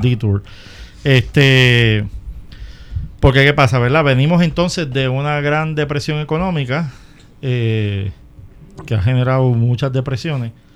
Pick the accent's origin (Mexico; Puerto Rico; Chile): Puerto Rico; en mi país